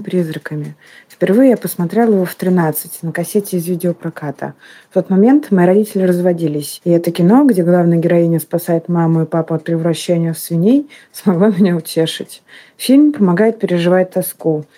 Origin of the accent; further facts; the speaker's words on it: Saint Petersburg, Russia; moved away as an adult; now in Turkey; я из Петербурга, а теперь живу в Турции